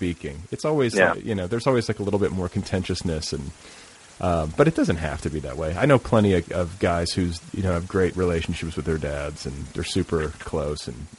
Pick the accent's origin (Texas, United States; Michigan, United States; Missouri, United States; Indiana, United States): Indiana, United States; I grew up in Indiana